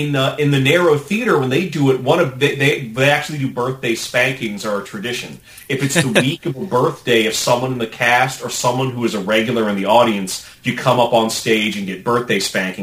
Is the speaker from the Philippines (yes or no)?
no; Norfolk, Virginia, United States; But I grew up in Norfolk, Virginia.